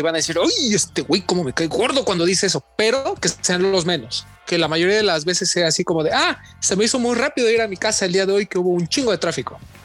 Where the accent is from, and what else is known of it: Mexico